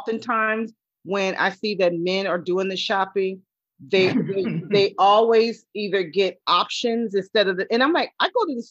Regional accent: California, United States; I'm African American, born and raised in Cali.

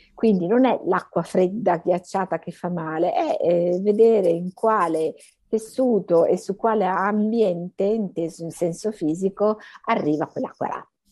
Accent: Emilia-Romagna, Italy; moved away as an adult; also born or lived in Bologna / Milan; now in Rome, Italy; al momento abito a Roma, sono romagnola però

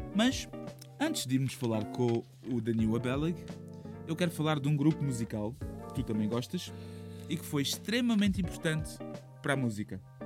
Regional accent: Portugal

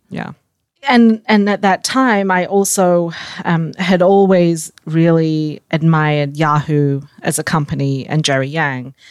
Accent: Australia; moved away as an adult; also born or lived in Singapore; now in United States; I was born in Singapore. I grew up in Australia and moved to the U S

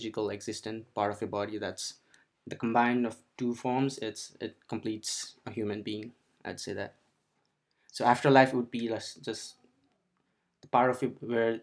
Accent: Kathmandu, Bagmati, Nepal; moved away as an adult; now in United States; I'm from Nepal, came to the United States almost like 7 years ago now

